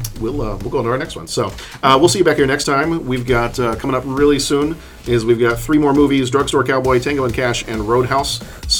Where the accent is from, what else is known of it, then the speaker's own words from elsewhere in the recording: Texas, United States; when I was growing up in Texas